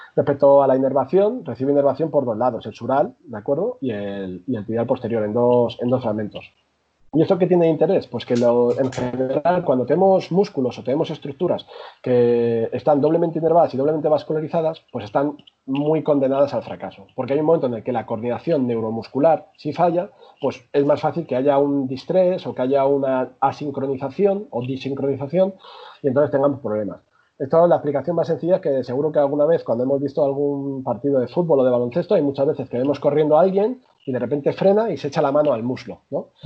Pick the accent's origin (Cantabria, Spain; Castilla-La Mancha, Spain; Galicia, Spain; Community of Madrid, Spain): Community of Madrid, Spain; Madrid; yo, soy, de Madrid, yo nací en Madrid, aunque mi familia es de origen segoviano